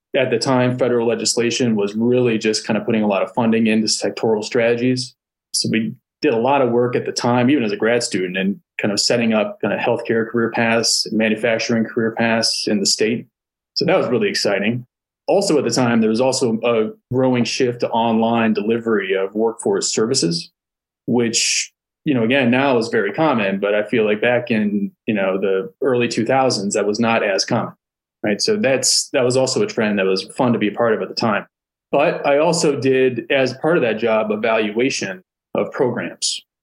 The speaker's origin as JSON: {"language": "English", "region": "South Florida", "country": "United States", "said": "I went to University of Florida because I'm from South Florida"}